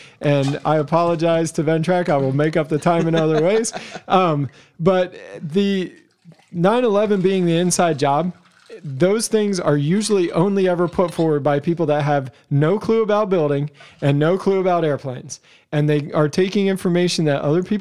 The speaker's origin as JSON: {"language": "English", "country": "Canada", "tie": "born or raised there", "said": "I was born in Canada"}